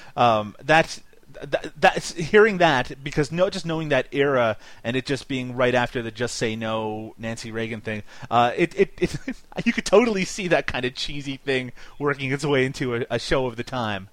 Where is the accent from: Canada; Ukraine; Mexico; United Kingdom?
Canada; accent: Canadian; my Canadian accent